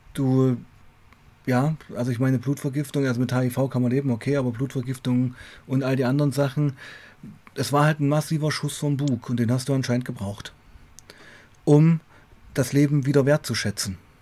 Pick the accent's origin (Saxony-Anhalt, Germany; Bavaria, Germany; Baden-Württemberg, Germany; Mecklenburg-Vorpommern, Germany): Saxony-Anhalt, Germany; Weißenfels; moved away as an adult; also born or lived in Leipzig; also ich komme ja aus Weißenfels, eine Kleinstadt, mhm. Sachsen-Anhalt, habe ja schon in Leipzig gewohnt